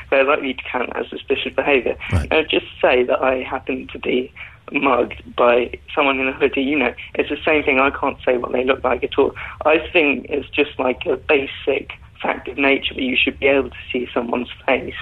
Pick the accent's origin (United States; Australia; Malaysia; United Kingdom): United Kingdom; London; I'm 21 years old. I'm from Northwest London.